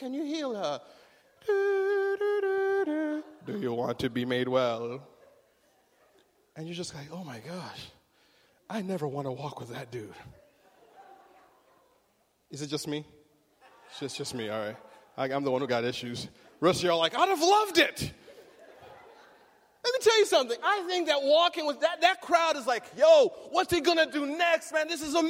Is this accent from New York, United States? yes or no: no; Riverside, California, United States; And I'll say, I'm from Riverside. And they're like, what? What's there? Where's that? Oh, it's in California.